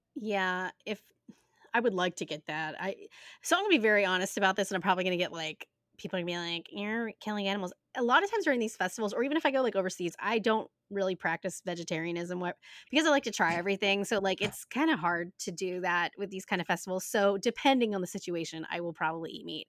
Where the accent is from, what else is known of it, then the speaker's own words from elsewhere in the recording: United States; We are American